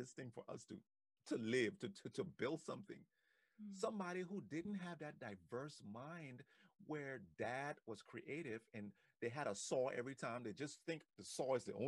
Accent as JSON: {"language": "English", "country": "Liberia", "tie": "born or raised there", "moved": "yes", "lives_now": "United States", "said": "I remember growing up in Africa, in Liberia"}